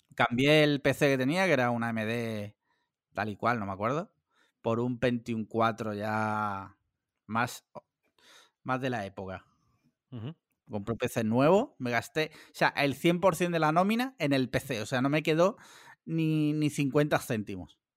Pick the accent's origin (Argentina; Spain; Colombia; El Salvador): Spain; Andalusia; yo no soy valenciano, ni murciano, ni nada, yo soy andaluz